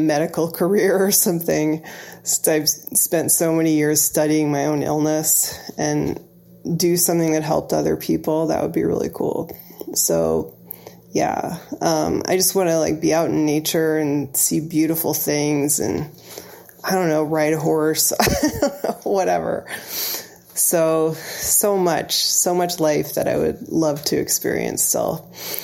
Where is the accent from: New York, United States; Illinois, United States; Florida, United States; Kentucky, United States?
Illinois, United States; moved away as an adult; also born or lived in Ohio; now in Massachusetts, United States; my hometown in Illinois